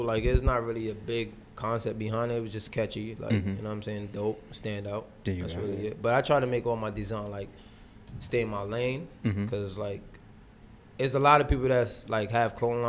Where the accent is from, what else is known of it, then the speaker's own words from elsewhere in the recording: St. Vincent & Grenadines; So I'm tough. Like, and I'm from the Caribbean, so.